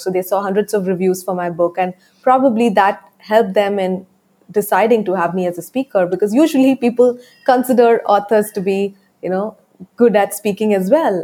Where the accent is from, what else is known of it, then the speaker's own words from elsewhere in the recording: India; my accent though it's it's not an american accent i am from india